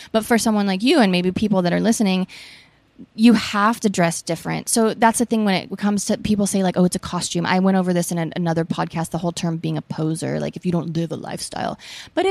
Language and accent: English; Portland, Oregon, United States; now in Southern California, United States; I'm from Portland